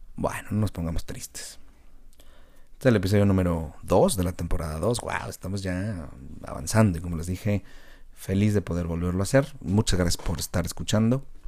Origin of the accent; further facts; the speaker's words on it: Mexico; Como mexicanos